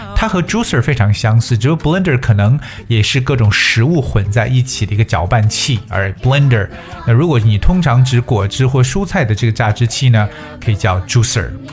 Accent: China; 我们中国人做饭都要用锅

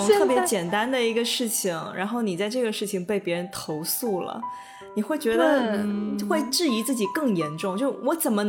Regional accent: China; 哎呀，我甚至还还丢了我们那个中国人的脸，

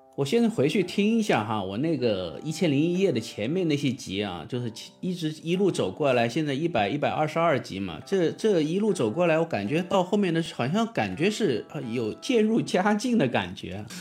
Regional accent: southern China, China; 我是一个南方人，我的平翘舌嗯。问题

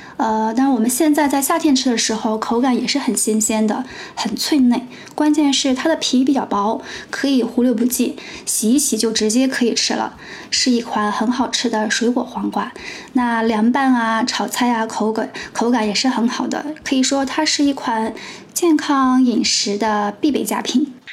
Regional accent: Yantai, Shandong, China; now in Shanghai, China; 我家乡因为山东烟台海洋

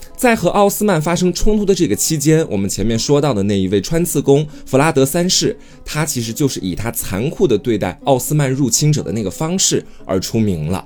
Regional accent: China; 在我们中国人看来

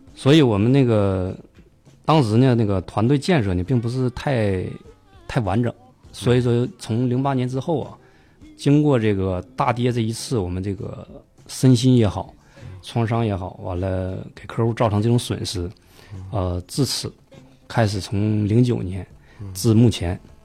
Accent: Heilongjiang, China; also born or lived in Heze, Shandong (ancestral home); 东北人，东北黑龙江。啊。啊，但是这个祖籍呢是山东

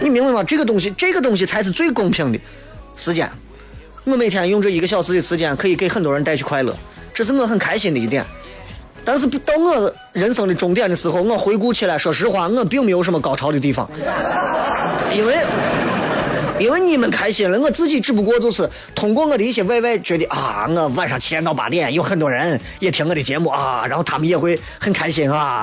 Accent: Xi'an, Shaanxi, China; 我作为一个西安人

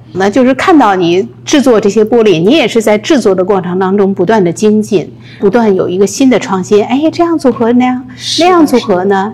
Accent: Beijing, China; moved away as an adult; now in United States; 你知道我是一个北京人哈

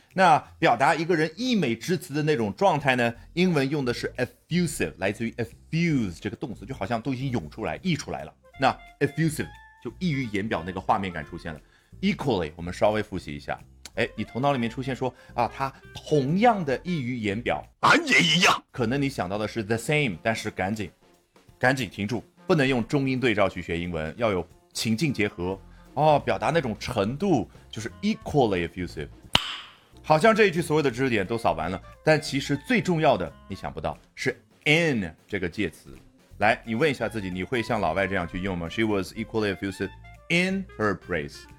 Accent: China; 我们中国人

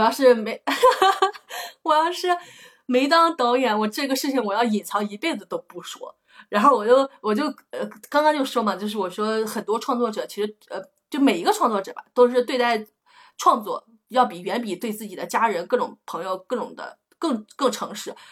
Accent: a village in northern Anhui, China; accent: northern Anhui (Wanbei) home dialect; moved away as an adult; also born or lived in Beijing; 我都根本都没，没怎么出过我们家那个村儿

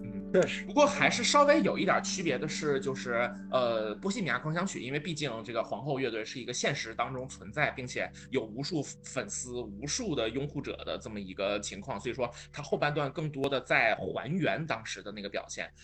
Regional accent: China; 我们中国人

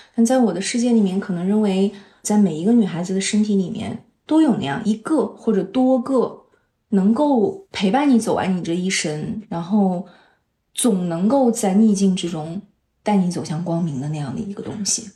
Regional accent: Harbin, Heilongjiang, China; moved away as an adult; also born or lived in Beijing; 因为我生在东北，哎呀，哈尔滨很冷的一个地方，我是槟城姑娘

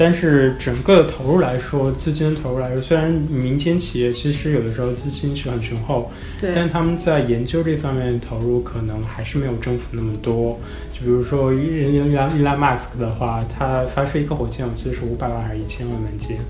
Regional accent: China; moved away as an adult; now in Los Angeles, United States; 因为我是中国人，

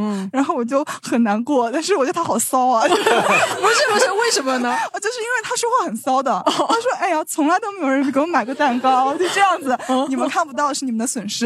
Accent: Shanghai, China; 我说我是上海人

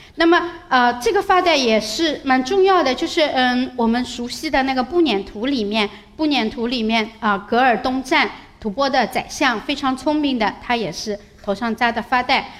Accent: China; 我们中国人

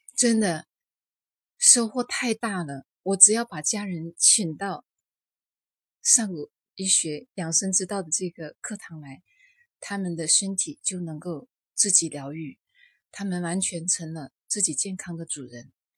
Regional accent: Liuzhou, Guangxi, China; 我是来自广西柳州的

